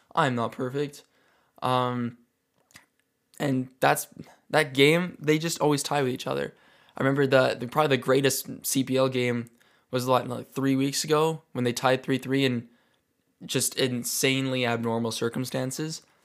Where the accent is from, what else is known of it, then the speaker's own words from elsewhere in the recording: Calgary, Alberta, Canada; I'm from Calgary, Alberta, Canada